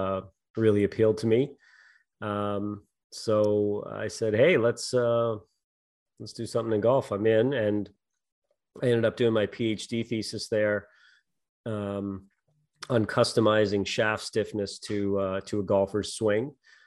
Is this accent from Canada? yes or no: yes; Montague, Prince Edward Island, Canada; I grew up in on Prince Edward Island, Montague, PEI.